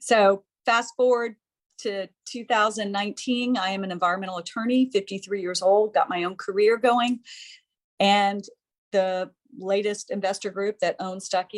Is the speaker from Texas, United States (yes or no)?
no; Georgia, United States; we're from the South. We're from Georgia